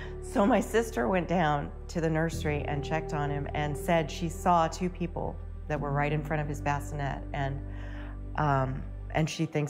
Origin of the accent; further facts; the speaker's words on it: Lexington, Kentucky, United States; moved away as an adult; also born or lived in Ohio; Lexington, my hometown